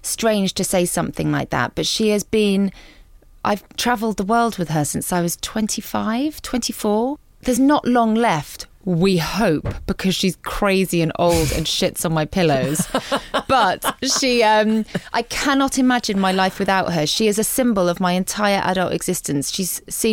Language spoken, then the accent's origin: English; Guernsey; moved away as an adult; the whole time I was growing up on Guernsey